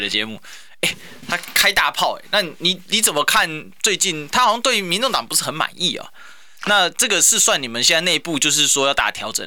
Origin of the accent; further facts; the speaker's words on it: Kaohsiung, Taiwan; 我们高雄人的特质就是热情啊